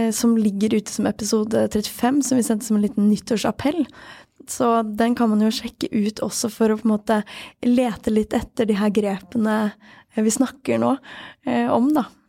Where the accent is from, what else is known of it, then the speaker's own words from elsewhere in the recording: Sweden; Norwegian is a second language; moved away; jeg er svensk og lettere språkforvirra